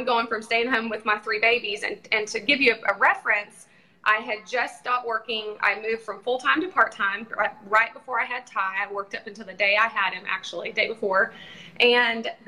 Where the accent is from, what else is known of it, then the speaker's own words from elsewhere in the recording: Texas, United States; now in Tulsa, United States; I'm from Texas